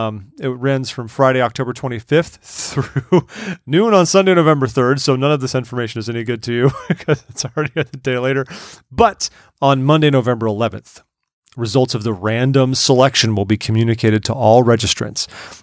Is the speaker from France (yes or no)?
no; Wales, United Kingdom; I am a Welshman, so I'm very happy about this.